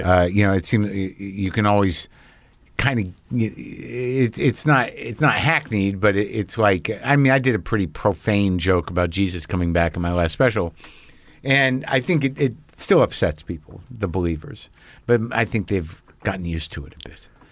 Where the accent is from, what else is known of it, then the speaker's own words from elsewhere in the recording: Albuquerque, New Mexico, United States; also born or lived in New Jersey; I grew up in Albuquerque from Jersey